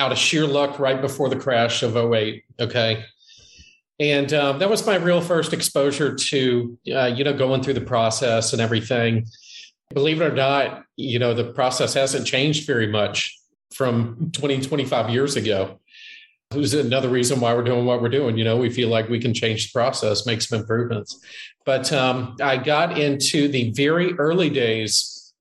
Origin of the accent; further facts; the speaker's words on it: Jacksonville, Florida, United States; now in Ponte Vedra, United States; I was born and raised in Jacksonville, Florida, which is Northeast Florida